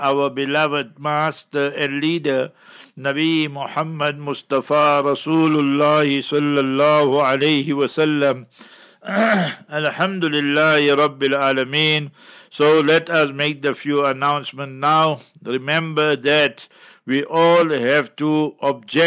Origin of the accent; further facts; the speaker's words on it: Heidelberg, Gauteng, South Africa; moved away; I will be in Heidelberg, my hometown